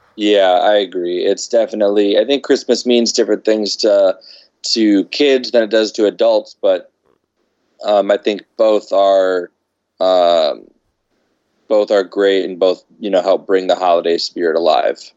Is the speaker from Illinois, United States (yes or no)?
yes; Chicago, Illinois, United States; now in Los Angeles, United States; we're someone from the Chicago area.